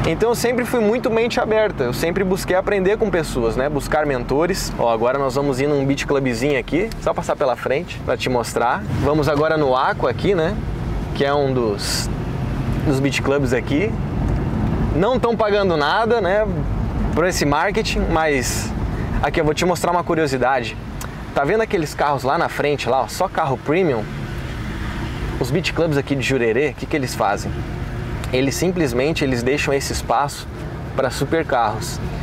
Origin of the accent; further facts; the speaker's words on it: Porto Alegre, Rio Grande do Sul, Brazil; now in Florianópolis, Brazil; E eu sou gaúcho, né? Nasci em Porto Alegre